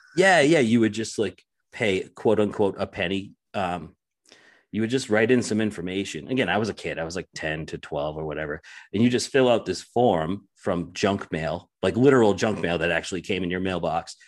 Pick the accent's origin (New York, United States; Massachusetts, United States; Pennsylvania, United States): Massachusetts, United States; Lynn; I was born and raised in Lynn, Massachusetts